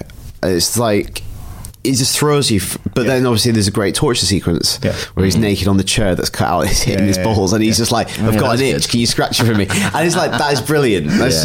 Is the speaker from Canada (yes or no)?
no; United Kingdom; I'm British